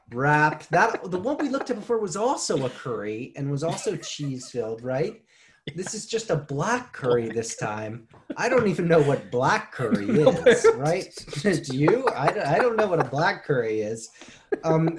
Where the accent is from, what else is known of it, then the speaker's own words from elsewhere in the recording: United States; now in Japan; being an American, being a Westerner